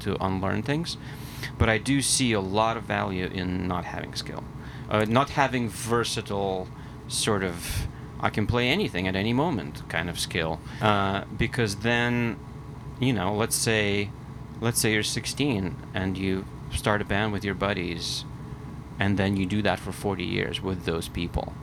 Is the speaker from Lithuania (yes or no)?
yes; Vilnius, Vilnius County, Lithuania; moved away as an adult; also born or lived in Philadelphia; now in New York, United States; I grew up in Lithuania. Uh, I moved to Philadelphia when I was uh, 19